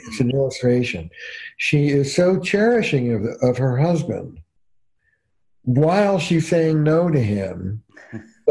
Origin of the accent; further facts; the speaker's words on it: New Jersey, United States; I'm from Jersey